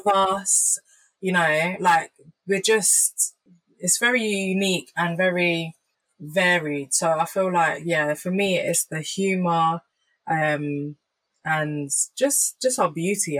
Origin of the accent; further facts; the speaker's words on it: Jamaica; I'm Jamaican.